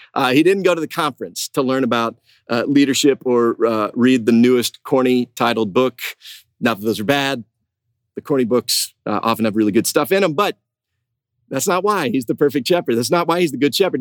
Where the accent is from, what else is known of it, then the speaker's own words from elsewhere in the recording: Huntington, West Virginia, United States; I went to uh, Marshall University up in West Virginia, in my hometown